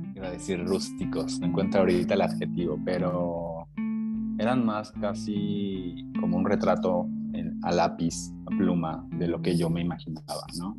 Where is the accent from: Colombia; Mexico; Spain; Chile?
Mexico; Mexico City; now in Comala, Mexico; yo soy de Ciudad de México. Eh, ahí empecé, ahí empezó mi historia